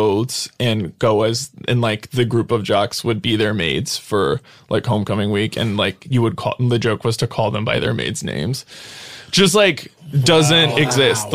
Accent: Brownsville, Texas, United States; I grew up in Brownsville, which is the border at the very bottom

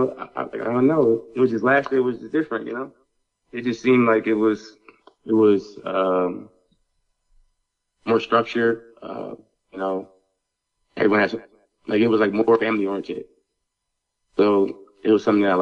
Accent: Philadelphia, Pennsylvania, United States; moved away as an adult; also born or lived in Easton, Pennsylvania / Myrtle Beach / Baltimore; now in Las Vegas, United States; I'm originally from Philadelphia. I went to Wilson Area High School, in Easton

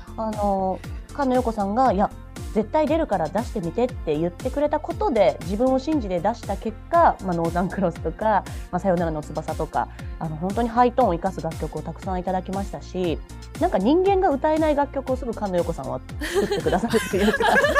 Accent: Nagoya, Aichi, Japan; 私しかも名古屋人なので

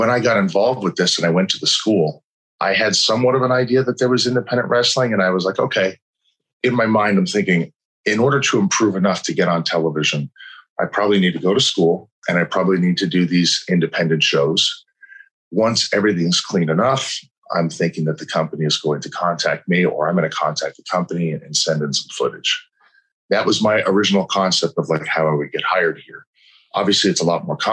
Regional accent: New York, United States; I was born and raised in New York

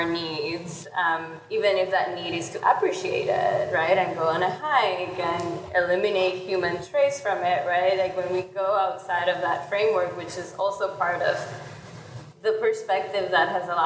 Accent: Puerto Rico; I'm from Puerto Rico, and almost all the animals we have there are invasive species

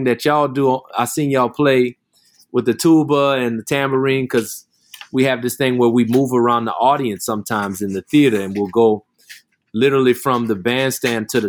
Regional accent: New Orleans, Louisiana, United States; I grew up in New Orleans.

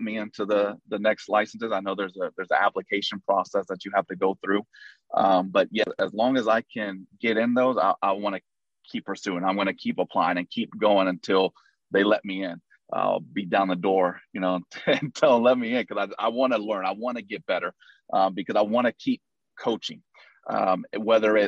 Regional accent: Houston, Texas, United States; also born or lived in Hawaii; I was born and raised in Houston. I lived all through, you know, till I was 19 in the Houston area

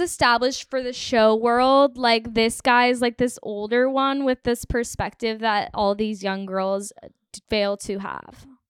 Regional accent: Texas, United States; I grew up in Texas, famously, and we had one year of school where we only learned about Texas history

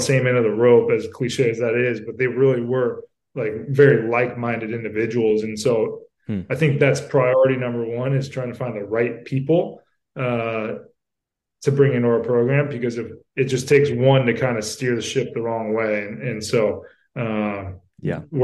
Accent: Southern California, United States; I'm from Southern California and know this area pretty well

